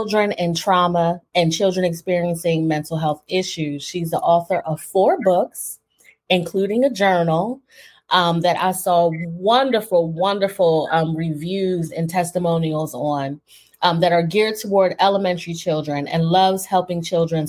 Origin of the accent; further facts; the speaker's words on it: East Coast, United States; moved away; also born or lived in Philadelphia; I'm from the East Coast. So in Philly, I worked for an ombudsman